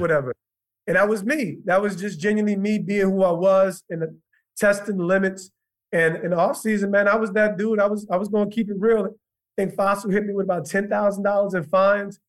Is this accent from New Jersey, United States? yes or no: yes; Montclair, New Jersey, United States; also born or lived in Livingston, New Jersey / East Orange, New Jersey; I'm an East Orange Montclair kid. Commuted into Montclair when I was 10 years old